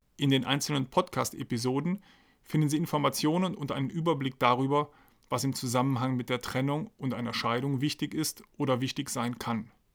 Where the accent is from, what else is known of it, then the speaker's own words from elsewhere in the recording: Aachen, North Rhine-Westphalia, Germany; moved away as an adult; also born or lived in Trier; now in Heidelberg, Germany; Geboren und aufgewachsen bin ich in Aachen, beziehungsweise in der Nähe von Aachen.